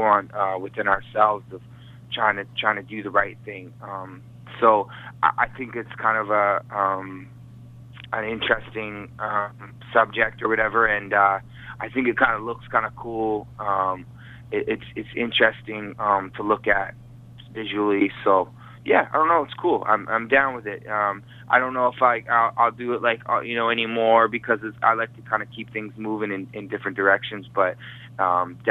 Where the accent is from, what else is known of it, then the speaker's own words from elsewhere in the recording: Vancouver, British Columbia, Canada; I'm from Vancouver, Canada, and I'm a man about town